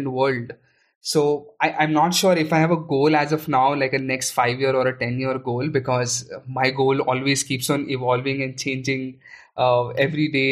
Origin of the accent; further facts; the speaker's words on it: Aurangabad, Maharashtra, India; I was born and brought up in Aurangabad, which is in Maharashtra